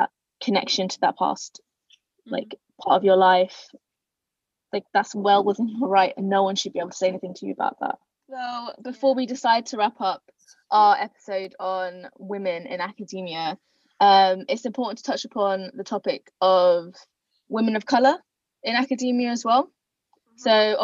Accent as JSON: {"language": "English", "region": "London", "country": "United Kingdom", "tie": "born or raised there", "said": "I'm Bengali and, you know, 100% but born and bred in London"}